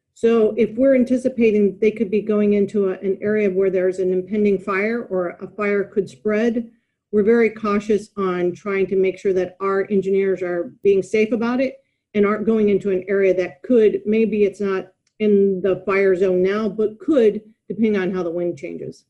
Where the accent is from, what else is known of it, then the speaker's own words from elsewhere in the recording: United States; moved away as an adult; also born or lived in Dallas, Texas / Melbourne, Australia / Europe; now in Sydney, Australia; I'm American.